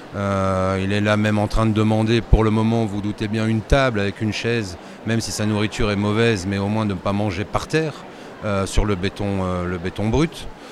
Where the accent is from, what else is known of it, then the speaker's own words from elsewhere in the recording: Belgium; chez nous en Belgique